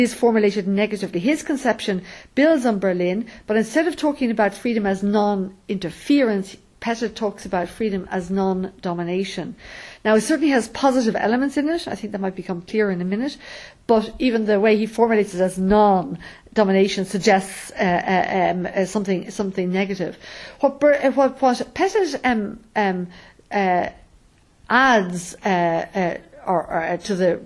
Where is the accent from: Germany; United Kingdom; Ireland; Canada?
Ireland; the freedoms I have as a woman growing up in Ireland